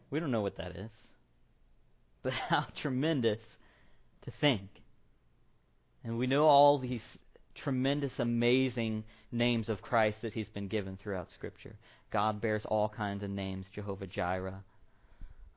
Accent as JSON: {"language": "English", "region": "Tennessee", "country": "United States", "tie": "born or raised there", "moved": "as an adult", "lives_now": "Iowa, United States", "said": "I'm from Tennessee. That's my hometown."}